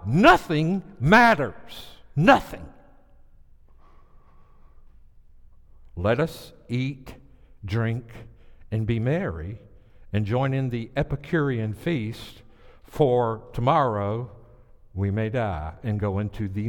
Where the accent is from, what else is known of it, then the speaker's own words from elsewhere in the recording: the South, United States; I'm from the South